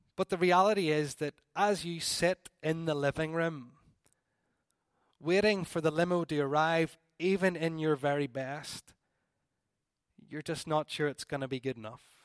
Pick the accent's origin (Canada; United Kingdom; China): United Kingdom; Northern Ireland; we're from Northern Ireland